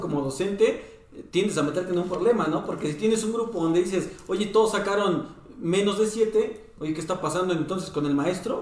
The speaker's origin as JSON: {"language": "Spanish", "country": "Mexico", "said": "como mexicanos"}